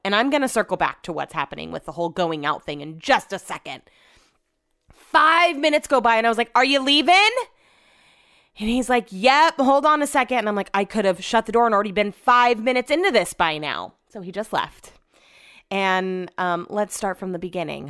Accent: Sacramento, California, United States; I'm also from Sacramento

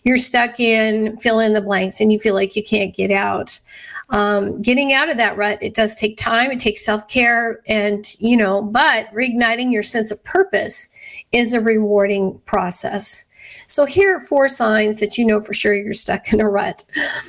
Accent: Scottsbluff, Nebraska, United States; I grew up in Western Nebraska in Scotts Bluff

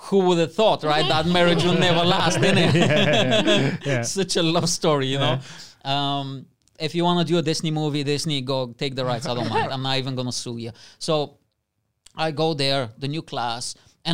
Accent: Bulgaria; now in United Kingdom; my best friend when I was growing up in Bulgaria was a Vietnamese boy.

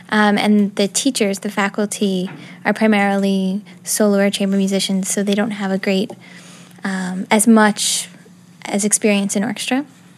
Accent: Miami, Florida, United States; Miami, Florida.

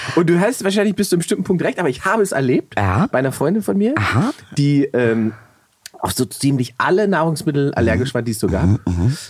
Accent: Berlin, Germany; für mich als Berliner

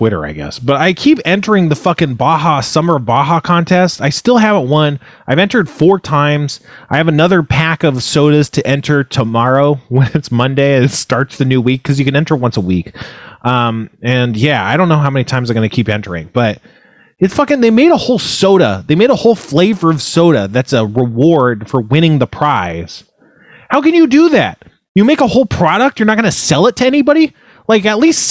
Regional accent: United States; I'm American

